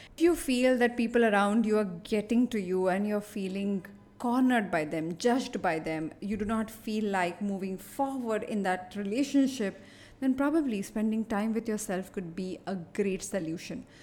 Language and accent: English; Mumbai, Maharashtra, India; I am born and brought up in Bombay